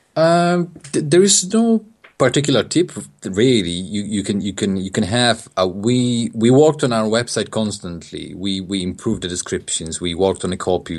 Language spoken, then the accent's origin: English; Poland; English is a second language; moved away as an adult; also born or lived in England; now in United Kingdom; I'm from Poland. I came, I came to England in, uh, in two thousand and, two thousand five.